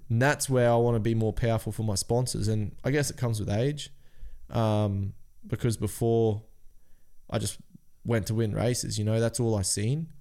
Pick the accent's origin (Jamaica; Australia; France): Australia; Cairns, Queensland; We're from Cairns